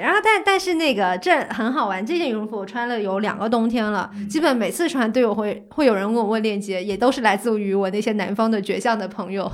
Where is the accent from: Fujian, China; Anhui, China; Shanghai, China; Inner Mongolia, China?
Fujian, China; Fuzhou; now in Beijing, China; 以前小时候在福州那种湿冷之地，也是拒绝穿秋裤